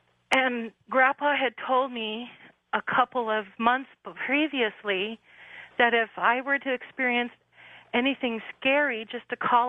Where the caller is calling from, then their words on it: Sacramento, California, United States; I'm calling from Sacramento.